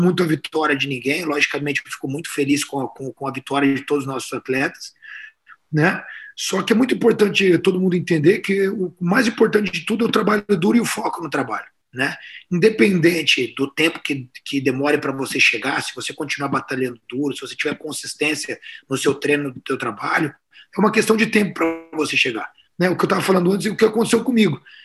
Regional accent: Pantanal, Brazil; Eu sou do Pantanal

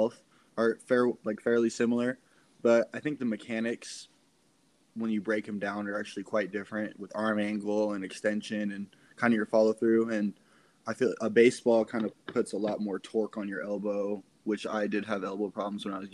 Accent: Central Point, Oregon, United States; also born or lived in San Mateo, California; I originally moved up to Oregon when I was 8 years old from the Bay Area, San Mateo, to be specific

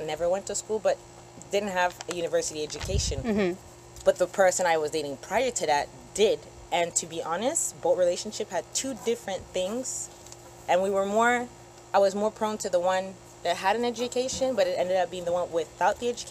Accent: Canada; born or raised there

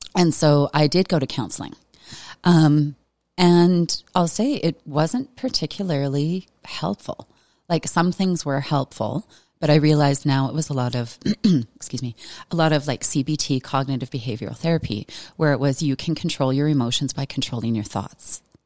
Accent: Veteran, Alberta, Canada; I grew up in Veteran, Alberta

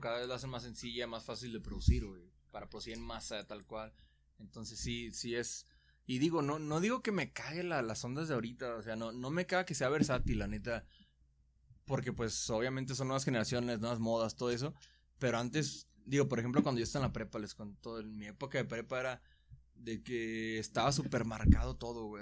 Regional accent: Guadalajara, Jalisco, Mexico; soy de Guadalajara

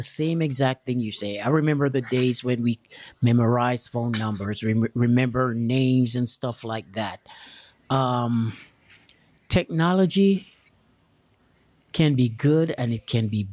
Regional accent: Jamaica; moved away; I'm from Jamaica. And I've left Jamaica like 30 something years ago

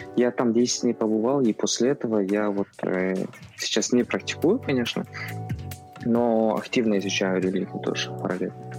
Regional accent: Kazakhstan; у нас, допустим, найманы

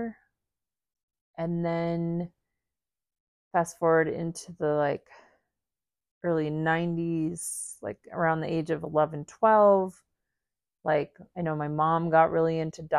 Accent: Midwest, United States; growing up in the Midwest, going to the high school that I went

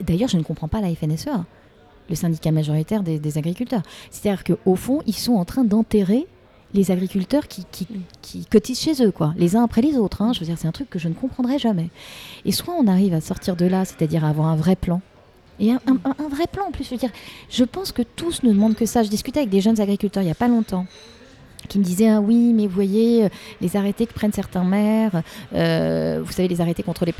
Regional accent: Paris, Île-de-France, France; Je suis une Parisienne, je vis à Paris, j'élève mes mm. deux filles à Paris

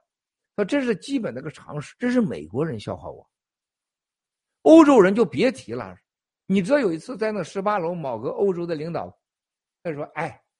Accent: China; 我告诉大家，所有人，我们中国人从过去七十年犯下了两个致命的错误。

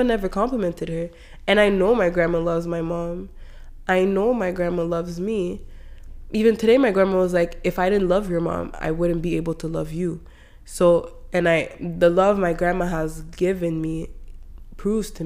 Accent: Canada; I grew up in Canada

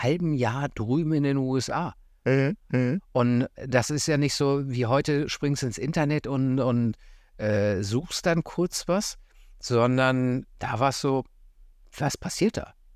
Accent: Göttingen, Lower Saxony, Germany; moved away; ich komme ursprünglich aus Göttingen

